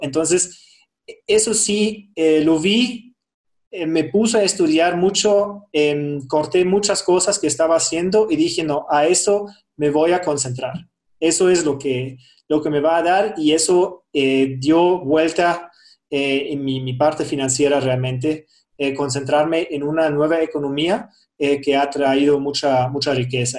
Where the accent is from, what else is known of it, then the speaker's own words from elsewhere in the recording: Germany; Spanish is a second language; moved away as an adult; now in Quito, Ecuador; yo soy de Alemania